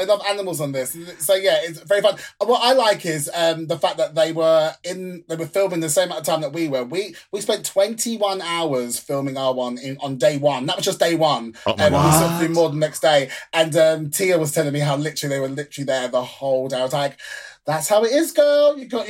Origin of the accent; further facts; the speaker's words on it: London, United Kingdom; I'm from London. That's what we call cigarettes, fags.